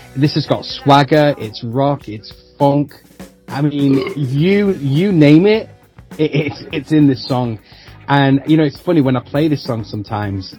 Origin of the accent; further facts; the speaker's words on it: Manchester, North West England, United Kingdom; it has that connection being about my hometown.